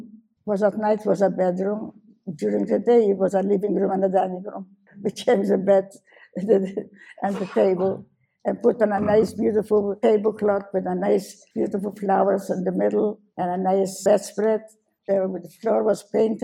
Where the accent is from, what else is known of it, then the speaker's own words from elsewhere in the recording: Warsaw, Masovian Voivodeship, Poland; moved away; I was born in Warsaw in 1921